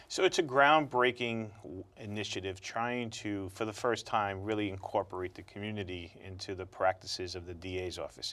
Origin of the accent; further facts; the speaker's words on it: New York City, New York, United States; growing up in Brooklyn